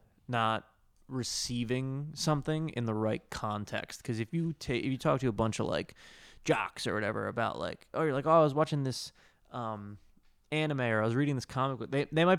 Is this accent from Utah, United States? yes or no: no; New Jersey, United States; Like, ultimately, I'm a dude from New Jersey, grew up with brothers and played sports.